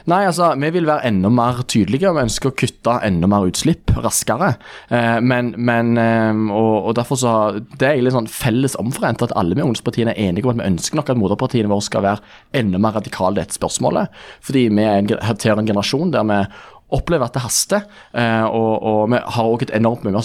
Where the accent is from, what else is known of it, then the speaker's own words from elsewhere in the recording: Rogaland, Norway; jeg kommer fra Rogaland sjøl, så jeg reagerer jo litt på den debatten som ofte mange ungdomspolitikere har knyttet til oljenæringen